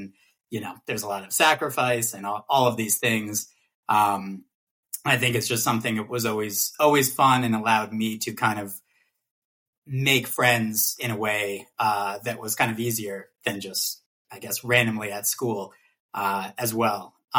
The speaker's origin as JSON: {"language": "English", "town": "New York City", "region": "New York", "country": "United States", "tie": "born or raised there", "also_born_or_lived": "California", "said": "growing up in Brooklyn around a ton of different people and ton of different classes and races and socioeconomic statuses"}